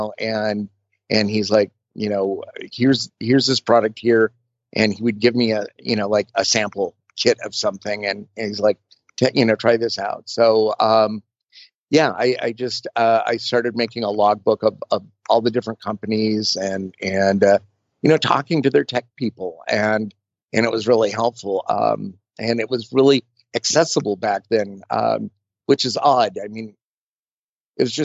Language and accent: English; Burbank, California, United States; growing up in Burbank in like the late 60s and early 70s, everybody knew everybody